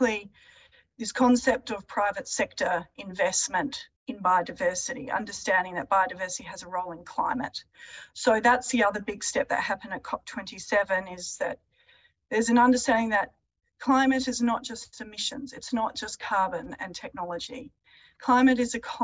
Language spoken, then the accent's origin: English; Adelaide Hills, South Australia, Australia; I grew up in the Adelaide Hills